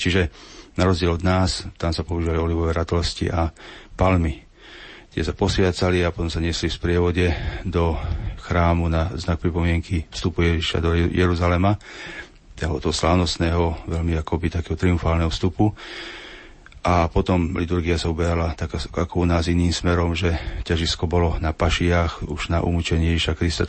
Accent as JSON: {"language": "Slovak", "country": "Slovakia", "said": "u nás e, na Slovensku"}